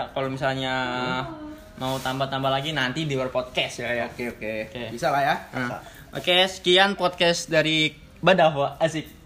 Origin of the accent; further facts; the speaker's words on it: Lampung, Indonesia; also born or lived in Yogyakarta; aku sih murni apa lahir dari Jogja, cuman dari SD karena bapak pindah tugas jadi ke Lampung.